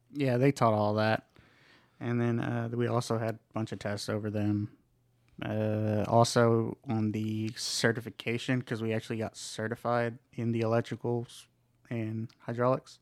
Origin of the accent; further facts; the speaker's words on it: Ardmore, Oklahoma, United States; moved away as an adult; also born or lived in San Luis Potosi, Mexico; now in Texas, United States; I'm from Ardmore, Oklahoma